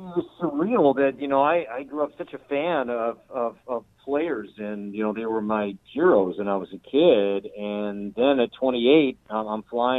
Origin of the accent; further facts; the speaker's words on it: Chicago, Illinois, United States; now in Minnesota, United States; I grew up in the Chicagoland area